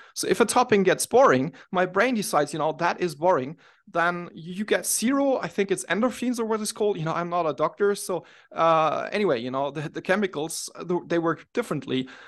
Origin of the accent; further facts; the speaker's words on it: Munich, Bavaria, Germany; I'm from Munich, Germany